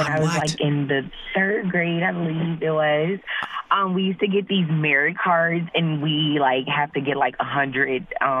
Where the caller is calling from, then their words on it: Neenah, Wisconsin, United States; I'm calling from Nina, Wisconsin.